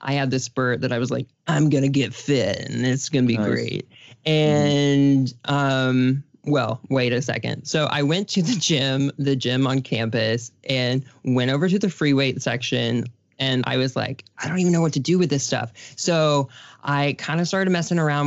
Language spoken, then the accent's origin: English; Texas, United States; I'm from Texas